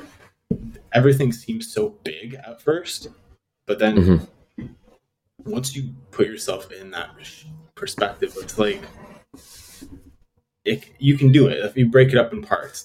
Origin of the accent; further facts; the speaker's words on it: Toronto, Ontario, Canada; now in Vancouver, Canada; originally from Toronto